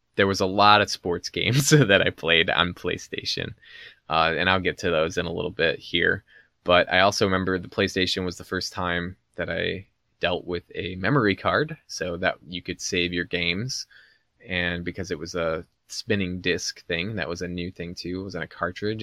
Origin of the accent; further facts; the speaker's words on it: Chicago, Illinois, United States; growing up around Chicago and in the nineties